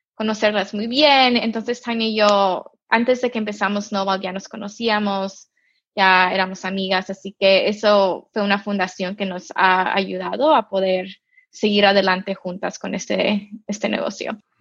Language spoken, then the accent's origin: Spanish; Mexico; now in United States; yo nací en México, yo crecí en México